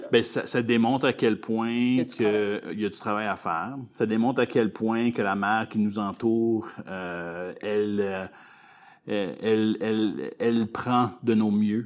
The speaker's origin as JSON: {"language": "French", "town": "Gravelbourg", "region": "Saskatchewan", "country": "Canada", "tie": "born or raised there", "also_born_or_lived": "Calgary, Alberta", "said": "je suis un petit gars de l'Ouest. Hein? Donc, euh, moi, je suis né à Calgary mais euh, j'ai été euh, déjà, depuis un très jeune âge, je, suis arrivé à Gravelbourg ici en Saskatchewan"}